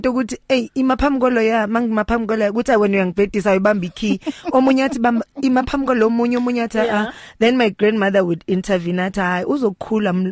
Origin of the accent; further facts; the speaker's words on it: Tembisa, Gauteng, South Africa; also born or lived in Ivory Park; intombazana ezalwa ethembisa emqansa to be precise um first born to my mother and then ngakhulela kagogo